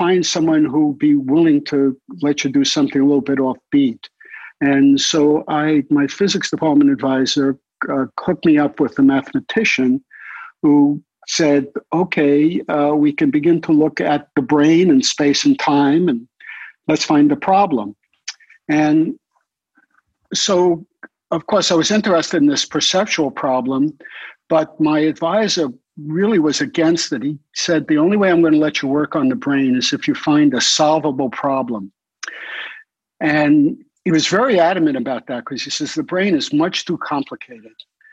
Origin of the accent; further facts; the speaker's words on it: New York City, New York, United States; I grew up in Brooklyn